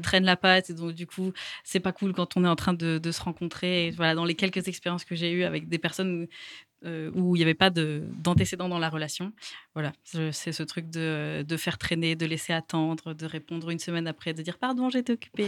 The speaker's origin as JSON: {"language": "French", "town": "Toulouse", "region": "Occitania", "country": "France", "said": "Je viens de Toulouse"}